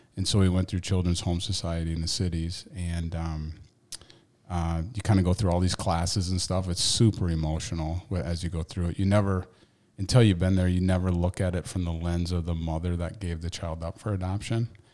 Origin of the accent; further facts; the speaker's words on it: Waterville, Maine, United States; growing up in Waterville, nineteen ninety-two graduate